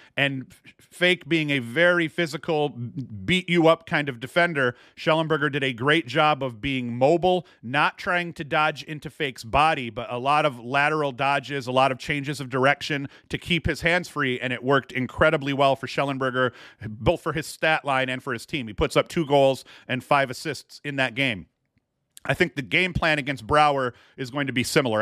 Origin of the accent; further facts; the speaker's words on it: Whitney Point, New York, United States; I'm from Whitney Point